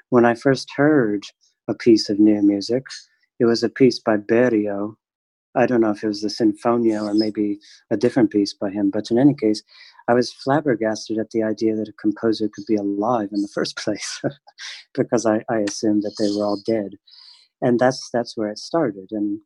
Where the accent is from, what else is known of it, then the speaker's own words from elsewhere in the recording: Michigan, United States; I am from Michigan